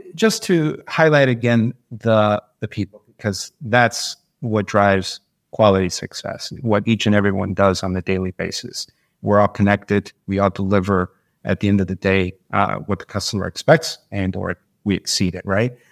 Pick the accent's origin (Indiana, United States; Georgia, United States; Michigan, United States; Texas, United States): Michigan, United States; Detroit; moved away as an adult; now in Florida, United States; When I was young, I grew up in Detroit, came up through the, you know, uh, the city life a little bit